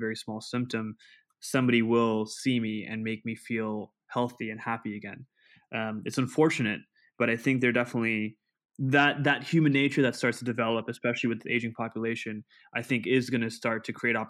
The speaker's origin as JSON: {"language": "English", "country": "Pakistan", "tie": "born or raised there", "moved": "yes", "said": "I was brought up in Pakistan"}